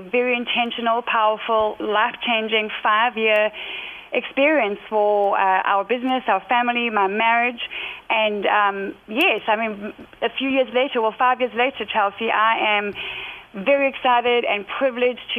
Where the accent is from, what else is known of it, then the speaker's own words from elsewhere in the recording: South Africa; moved away as an adult; also born or lived in United Kingdom; I was born and raised in South Africa, and then at 31 moved over to the UK, where we have been for about 15 years.